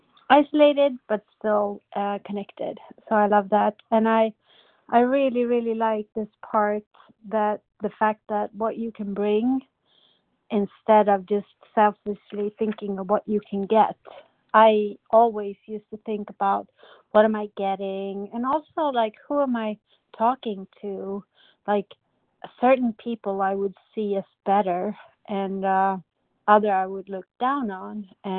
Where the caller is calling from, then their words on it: Sweden; I'm calling in from Sweden